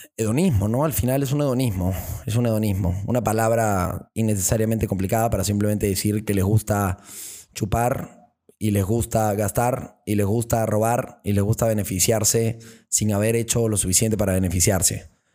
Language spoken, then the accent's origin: Spanish; Peru; esa fuerza perucha que ya es dentro de nosotros